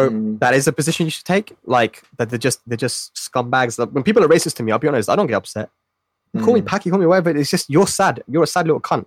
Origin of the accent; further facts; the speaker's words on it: Pakistan; as a Pakistani